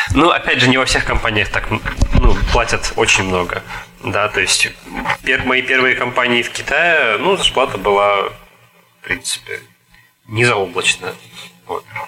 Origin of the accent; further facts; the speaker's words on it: Tomsk, Tomsk Oblast, Russia; moved away as an adult; also born or lived in Hangzhou, China; now in Kaliningrad Oblast, Russia; я из Сибири, я из Томска